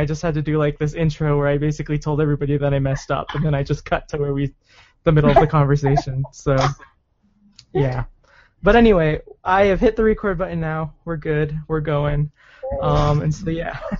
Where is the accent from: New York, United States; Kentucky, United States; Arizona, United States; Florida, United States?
Arizona, United States; now in Utah, United States; I grew up in Arizona, and I was back home just like a month or so ago